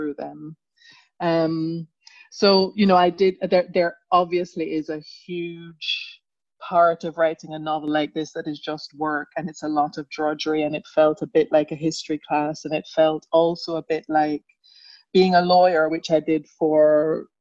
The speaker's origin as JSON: {"language": "English", "region": "England", "country": "United Kingdom", "tie": "born or raised there", "also_born_or_lived": "Jamaica", "said": "I am also a Jamaican by background who left Jamaica very young and who went to England very young and went to boarding school."}